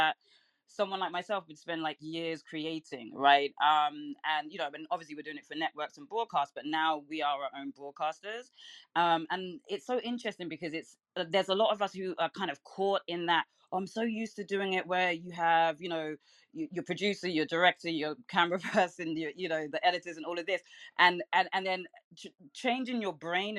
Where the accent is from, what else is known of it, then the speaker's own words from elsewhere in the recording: London, United Kingdom; now in Brooklyn, United States; I'm from London, but I live in Brooklyn